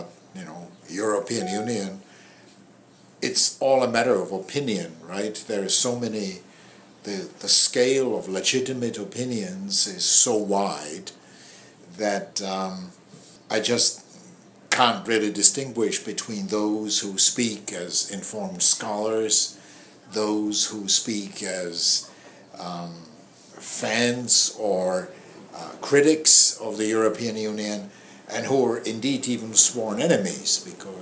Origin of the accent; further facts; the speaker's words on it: Prague, Czechia; now in Boston, United States; I was born in Prague.